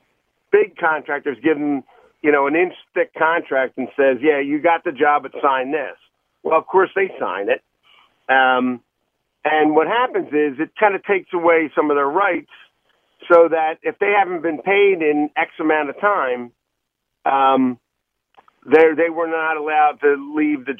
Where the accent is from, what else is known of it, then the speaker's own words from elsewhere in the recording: Philadelphia, Pennsylvania, United States; I grew up in the Oxford Circle